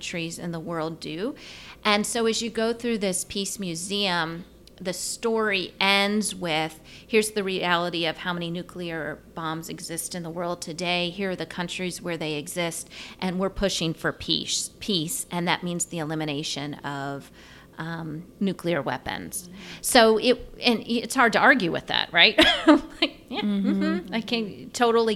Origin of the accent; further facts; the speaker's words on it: United States; as an American